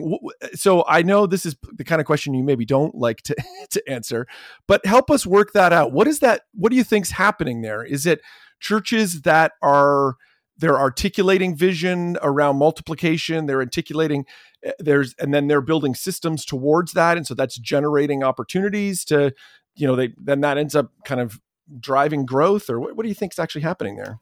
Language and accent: English; Canada; As a Canadian